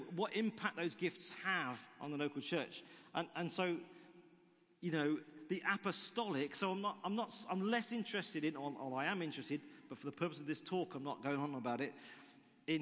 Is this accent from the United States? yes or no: no; United Kingdom; it's blighty and we're British